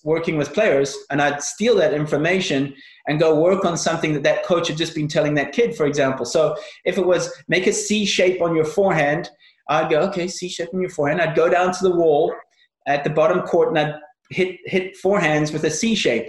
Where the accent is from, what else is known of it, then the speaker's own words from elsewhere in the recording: South Africa; also born or lived in Northern Ireland; I was born in Northern Ireland, and at the age of six, we moved to South Africa.